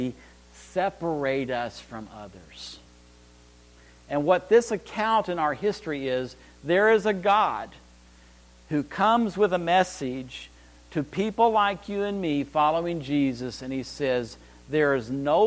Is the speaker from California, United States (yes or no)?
no; Amarillo, Texas, United States; I was raised in Amarillo, Texas. I'm a High Plains drifter